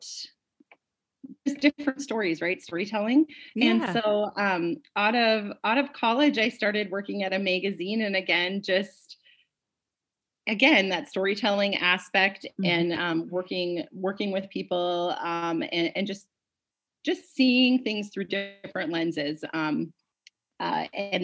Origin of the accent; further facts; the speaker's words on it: Bismarck, North Dakota, United States; moved away as an adult; also born or lived in Fargo, North Dakota; I'm originally from the Bismarck, North Dakota area